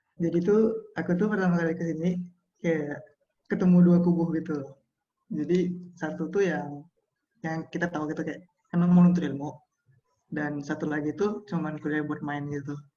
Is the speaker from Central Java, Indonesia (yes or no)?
no; Pematang Siantar, North Sumatra, Indonesia; moved away as an adult; now in Jakarta, Indonesia; Aku asal dari Pematang Siantar